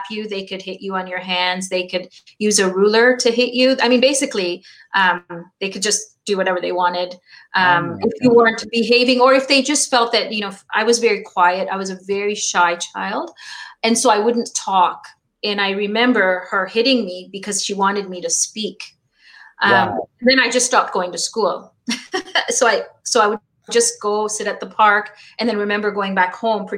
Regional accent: Canada; also born or lived in Kampala, Uganda / Pakistan; we were sponsored to Canada by my uncle

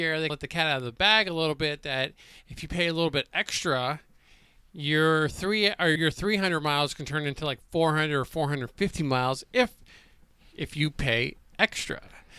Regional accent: New Jersey, United States; where I grew up in Jersey, and a lot of the time, you as well, you're connected with your church.

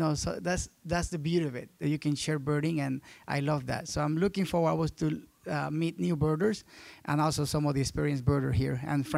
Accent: Panama; I'm from Panama

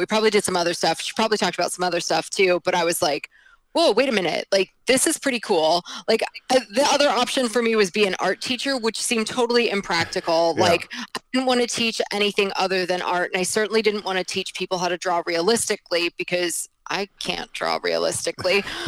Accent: New Jersey, United States; born there; now in New York, United States; I was born in New Jersey. I live in New York now.

